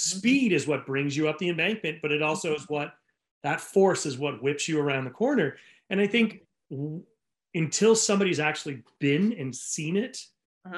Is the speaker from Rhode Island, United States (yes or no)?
yes; Rhode Island, United States; now in California, United States; growing up in Rhode Island